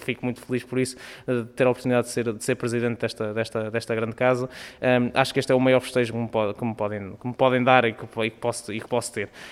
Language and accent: Portuguese; Coimbra, Centro, Portugal; sou conimbricense, sou academista desde muito, desde muito cedo, portanto, desde criança